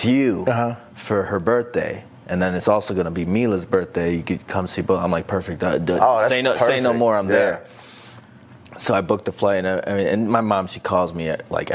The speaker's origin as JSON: {"language": "English", "town": "Detroit", "region": "Michigan", "country": "United States", "moved": "yes", "lives_now": "California, United States", "said": "I'm from Detroit"}